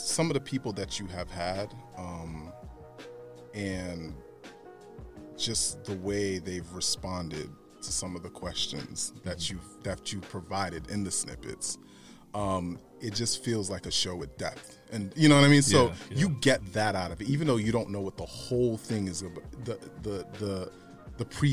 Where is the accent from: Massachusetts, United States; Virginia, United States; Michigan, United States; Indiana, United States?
Massachusetts, United States; Boston; also born or lived in Brooklyn, New York / Florida; Grew up in Boston, moved to Florida in like around elementary, middle school, then moved back to Boston in high school, college